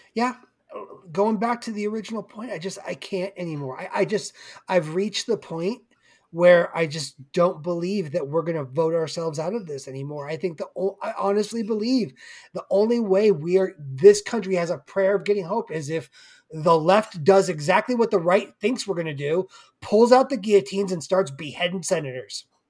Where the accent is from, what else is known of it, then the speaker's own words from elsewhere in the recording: Simi Valley, California, United States; my hometown of Simi